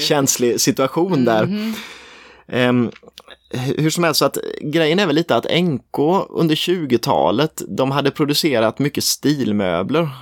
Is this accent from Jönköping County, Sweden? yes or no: yes; Småland Highlands, near Nässjö, Jönköping County, Sweden; Bodafors ligger ju i småländska höglandet, nära där jag kommer ifrån, utanför Nässjö